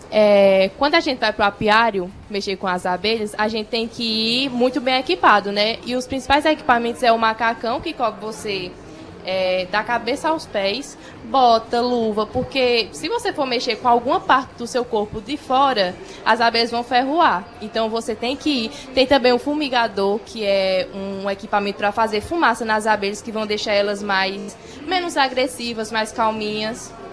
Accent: São José dos Cordeiros, Paraíba, Brazil; Sou lá da, da cidade de São José dos Cordeiros

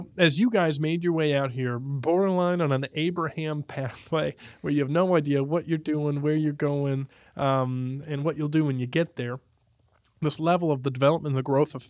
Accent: Oklahoma, United States; also born or lived in Texas; because I came from Oklahoma and Texas.

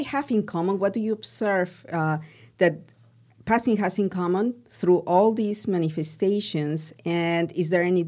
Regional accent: Peru; I'm from Peru.

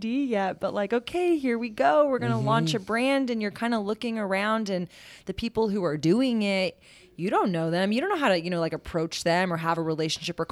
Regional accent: Texas, United States

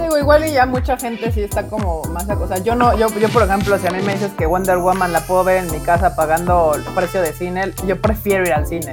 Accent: Mexico; como mexicanos

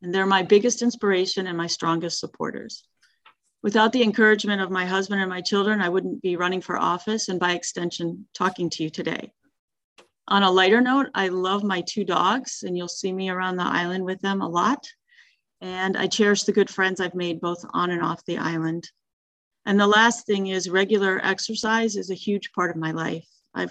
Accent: Michigan, United States; moved away as an adult; now in Key Biscayne, United States; as a child, I grew up in Michigan

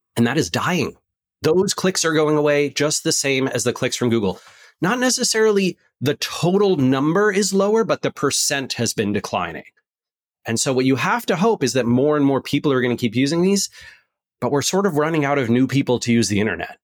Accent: West Coast, United States; I'm from the West Coast.

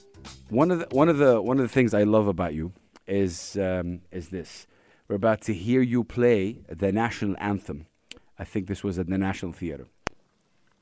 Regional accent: Saudi Arabia; I'm from Saudi Arabia

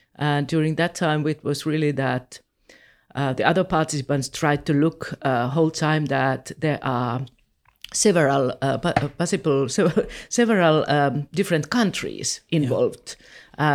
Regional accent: Helsinki, Uusimaa, Finland; I'm from Helsinki

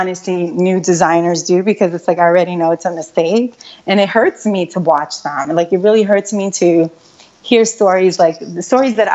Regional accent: New York, United States; back home, because I am from New York.

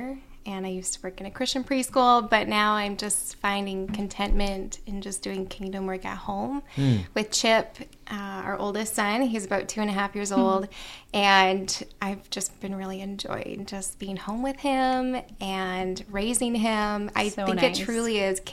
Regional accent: Nova Scotia, Canada; moved away; I grew up in Nova Scotia

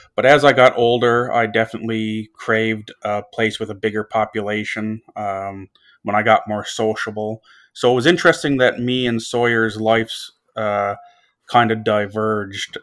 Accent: North West River, Newfoundland and Labrador, Canada; now in Dartmouth, Canada; I'm from a very small town called Northwest River in Labrador, a population of five hundred and fifty people.

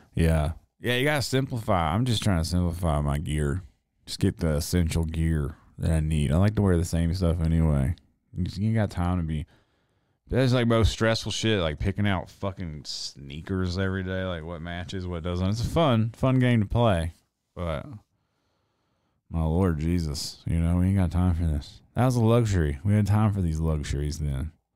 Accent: Reidsville, North Carolina, United States; moved away; also born or lived in Greensboro, North Carolina; I'm from really Reedsville, North Carolina, which is a real small town

